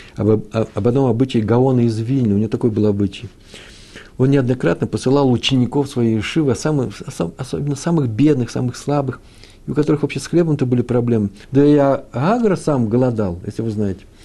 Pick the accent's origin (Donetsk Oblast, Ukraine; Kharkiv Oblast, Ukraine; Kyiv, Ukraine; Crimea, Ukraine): Kyiv, Ukraine; moved away; also born or lived in Moscow; Киев мой родной город, там все детство провел, все летние месяца в родни, на Подоле я жил.